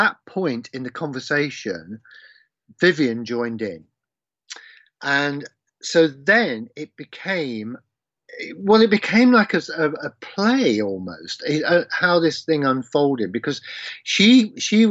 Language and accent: English; Leicester, East Midlands, United Kingdom; my hometown of Leicester